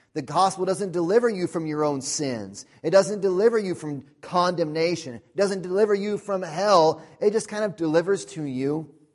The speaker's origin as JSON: {"language": "English", "country": "United States", "said": "We're American"}